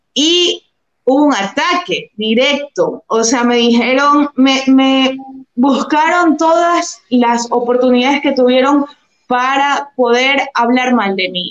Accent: Durán, Guayas, Ecuador; now in Guayaquil, Ecuador; soy guayaquileña, nací en la maternidad Santa Marianita y he estudiado la universidad y el colegio acá en Guayaquil. Actualmente vivo en Guayaquil, sí, crecí en Durán

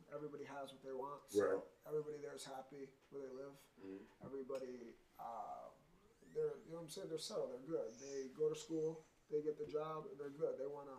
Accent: Scranton, Pennsylvania, United States; moved away as an adult; now in Bristol, Connecticut, United States; Oh, I was born in Scranton, Pennsylvania.

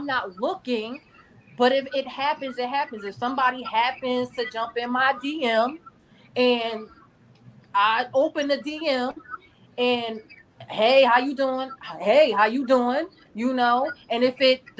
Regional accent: Newark, New Jersey, United States; I'm from Newark

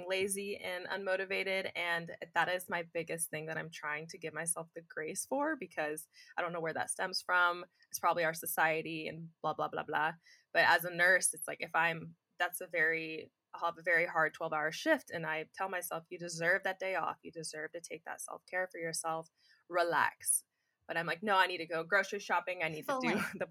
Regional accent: Indiana, United States; now in California, United States; I'm from Indiana

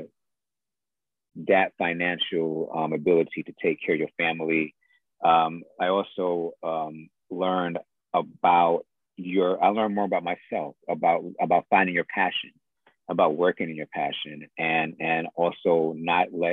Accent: New York City, New York, United States; I am from Jamaica, Queens

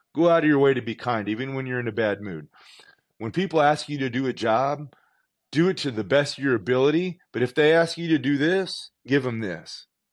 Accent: Southern California, United States; I'm from California, Southern California. Had a pool in my backyard. Used to swim all the time.

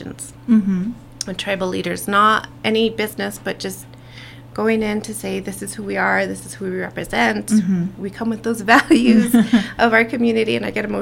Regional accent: Northern Pueblos, New Mexico, United States; I represent Northern. I'm from the Northern Pueblos

